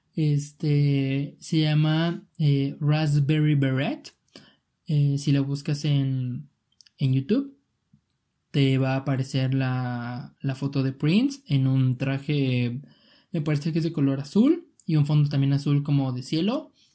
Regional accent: Mexico; yo soy de México

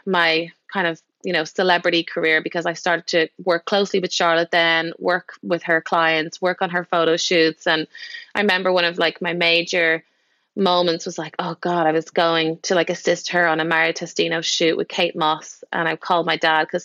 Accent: Dublin, Leinster, Ireland; moved away as an adult; I'm from Dublin, and I was makeup artist there

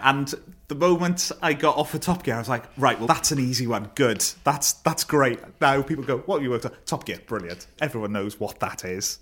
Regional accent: Neath, Wales, United Kingdom; I grew up in Neath.

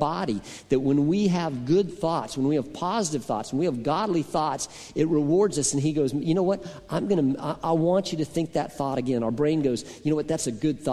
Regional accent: Boulder, Colorado, United States; moved away; I grew up in Colorado, as many of you know, and I lived on the top of a hill that overlooked the city of Boulder, Colorado.

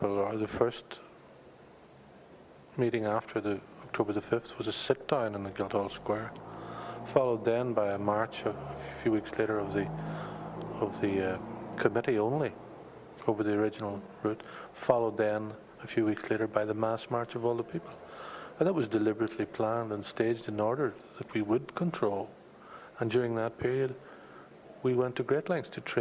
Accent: Derry, Northern Ireland, United Kingdom; growing up in Derry

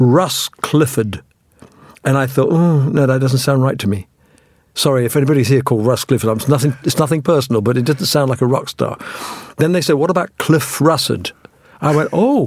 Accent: England, United Kingdom; also born or lived in India; I was born in India, and by the time I had my 8th birthday in England.

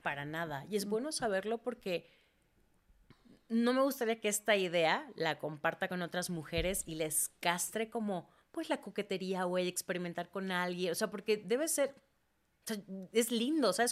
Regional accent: Mérida, Yucatán, Mexico; also born or lived in Mexico City; Yo nací en Mérida, crecí en Mérida

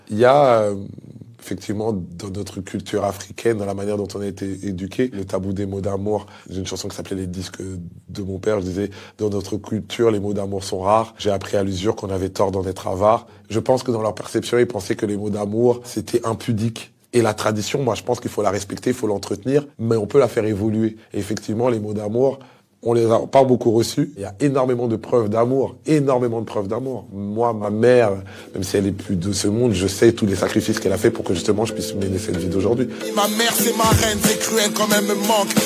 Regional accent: Kinshasa, DR Congo; now in France; je suis né, j'ai grandi à Kinshasa

